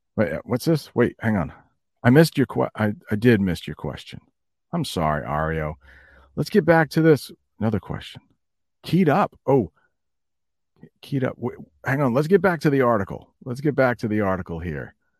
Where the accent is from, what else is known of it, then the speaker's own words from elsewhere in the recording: United States; as an American